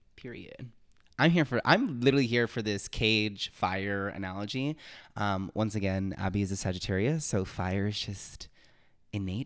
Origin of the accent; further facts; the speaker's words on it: Los Angeles, California, United States; also born or lived in Miami, Florida; I'm originally from Miami, Florida. Um, I lived there until I was about eight, nine, nine years old. Um, and I moved to Los Angeles, California